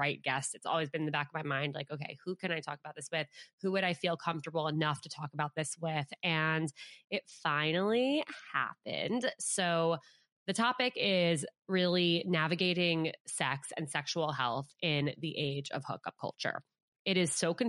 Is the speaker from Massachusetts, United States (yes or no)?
no; Westchester, New York, United States; my hometown in Westchester, New York. We grew up together.